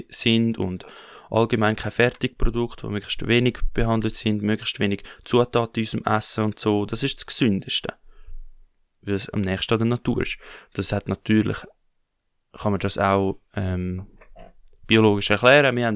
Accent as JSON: {"language": "German", "country": "Switzerland", "said": "wenn wir als Schweizer, und jeder Schweizer ist von Geburt an weg schon, ähm, lebt schon auf Kosten von anderen."}